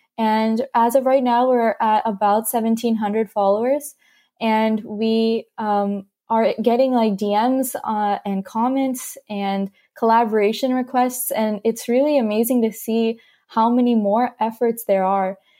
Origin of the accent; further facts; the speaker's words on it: California, United States; also born or lived in North Carolina; I grew up in North Carolina for about five or six years, um, and then I moved to California